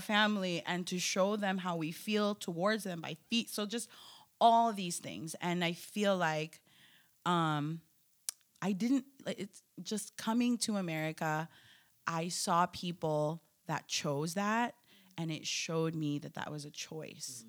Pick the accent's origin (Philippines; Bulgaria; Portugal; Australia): Philippines; now in United States; I'm Filipino, I'm an immigrant, I'm American